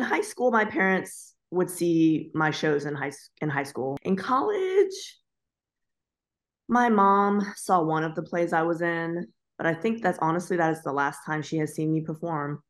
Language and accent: English; Florida, United States; also born or lived in Ohio; I was born in Ohio, but I was raised in Florida.